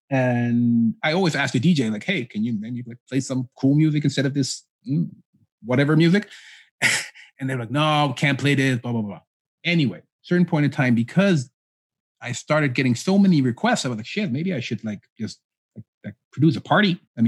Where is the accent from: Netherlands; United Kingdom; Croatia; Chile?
Netherlands; Amsterdam, North Holland; born there; I mean, I was born in 81 in Holland.